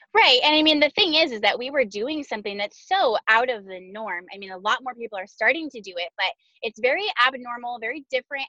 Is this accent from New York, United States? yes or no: no; Southern California, United States; moved away as an adult; also born or lived in Arkansas; we moved to Arkansas from Southern California, which is where we were both born and raised, and where we just moved back to right now